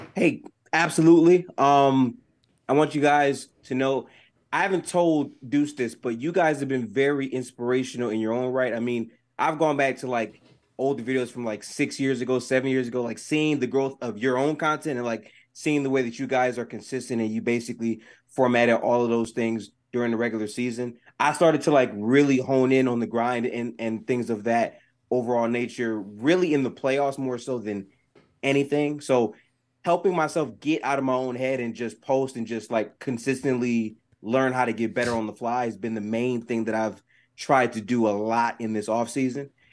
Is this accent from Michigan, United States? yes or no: yes; Detroit, Michigan, United States; I grew up specifically in Detroit, Michigan